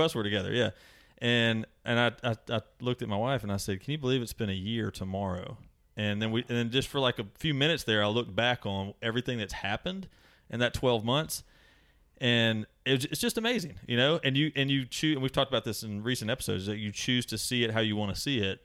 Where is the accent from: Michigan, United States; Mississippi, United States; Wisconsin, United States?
Mississippi, United States; I'm from Mississippi.